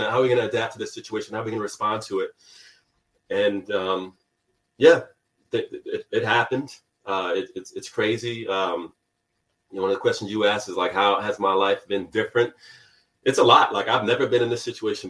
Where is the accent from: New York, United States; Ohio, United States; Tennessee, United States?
New York, United States; also born or lived in California; even though I grew up in New York